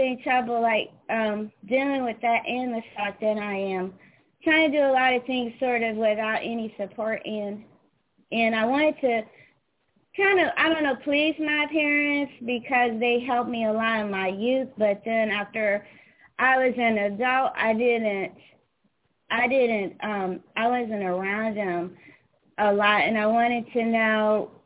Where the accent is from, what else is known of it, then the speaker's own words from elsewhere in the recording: St. Louis, Missouri, United States; also born or lived in Atlanta; now in New Jersey, United States; I'm not from New Jersey. I'm from St. Louis. I moved to Atlanta, and then I moved here to up north